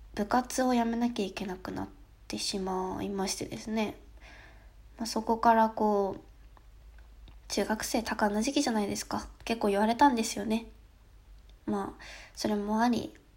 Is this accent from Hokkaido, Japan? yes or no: yes; Hokkaido, Japan; 北海道私北海道なんですけど